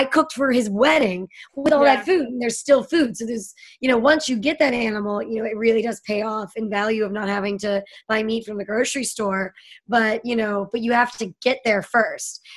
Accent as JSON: {"language": "English", "town": "Pittsburgh", "region": "Pennsylvania", "country": "United States", "tie": "born or raised there", "moved": "yes", "said": "I grew up in Pittsburgh, so there was a lot of hunting."}